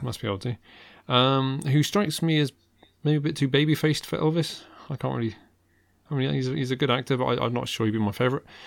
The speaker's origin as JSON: {"language": "English", "country": "United Kingdom", "tie": "born or raised there", "said": "I was born here"}